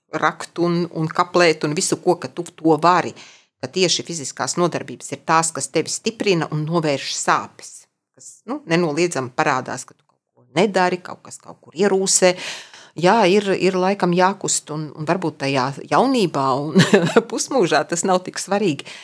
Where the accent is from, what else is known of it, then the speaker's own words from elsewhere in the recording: Ogre, Vidzeme, Latvia; also born or lived in Dunika / Jaunjelgava; es esmu izaugusi tiešām kā vidzemniece